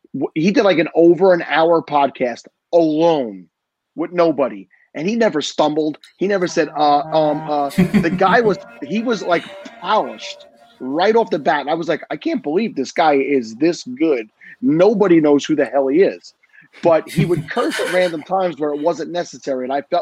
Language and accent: English; New York, United States; I'm from New York. Give me a break.